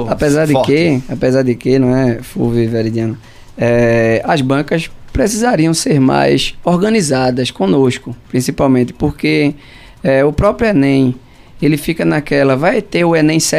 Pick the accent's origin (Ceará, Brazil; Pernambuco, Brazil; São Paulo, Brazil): Pernambuco, Brazil; Pombos; Sou de Pombos.